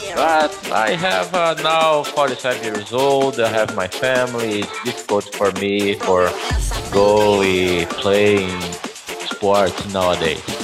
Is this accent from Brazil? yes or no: yes; Brazil; first language Portuguese; English is a second language; also born or lived in Sorocaba, São Paulo; I am from Brazil. I live in uh, Sorocaba City. Sorocaba is a, a city from state São Paulo